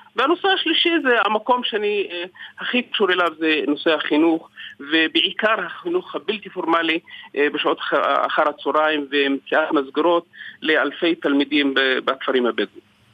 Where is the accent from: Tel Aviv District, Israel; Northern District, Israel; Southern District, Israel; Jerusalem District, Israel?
Southern District, Israel; Segev Shalom; אני משגב שלום בדרום